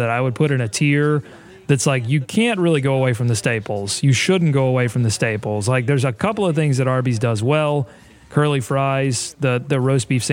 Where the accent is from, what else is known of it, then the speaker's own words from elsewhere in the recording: Gastonia, North Carolina, United States; Gastonia, my hometown, the hometown of Hassan Whiteside